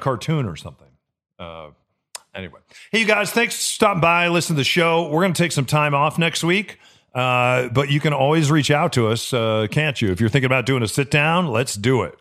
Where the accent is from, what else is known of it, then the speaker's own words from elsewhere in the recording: New Mexico, United States; growing up in New Mexico around a lot of Native Americans and Hispanics